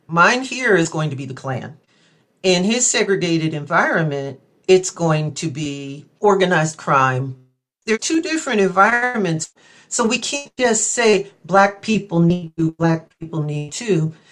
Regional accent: between Slidell and New Orleans, Louisiana, United States; also born or lived in Columbus / Los Angeles; now in Eau Claire, United States; I'm from Louisiana. I grew up in between Slidell and New Orleans

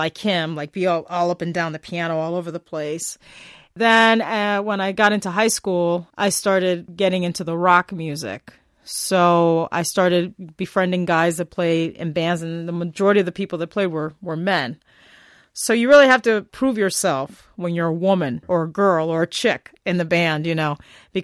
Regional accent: Bridgeport, Connecticut, United States; moved away as an adult; also born or lived in New York / Hollywood; now in Ladysmith, Wisconsin, United States; I was born in Bridgeport, Connecticut. My parents immigrated from Cuba, from Havana, Cuba. Then after I graduated high school, I went to college in Bridgeport

